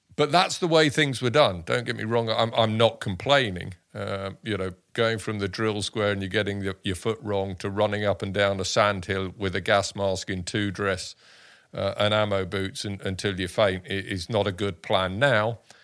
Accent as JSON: {"language": "English", "town": "Dorking", "region": "South East England", "country": "United Kingdom", "tie": "born or raised there", "also_born_or_lived": "Sussex / Kent", "said": "I was born in, uh, Dorking, uh, in Surrey."}